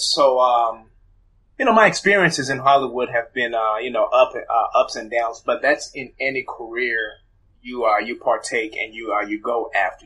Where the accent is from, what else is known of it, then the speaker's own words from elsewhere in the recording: Zimbabwe; I was born in Zimbabwe